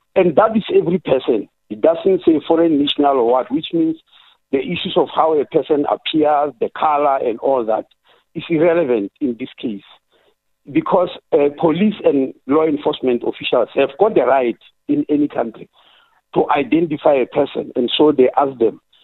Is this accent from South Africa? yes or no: yes; South Africa; as a South African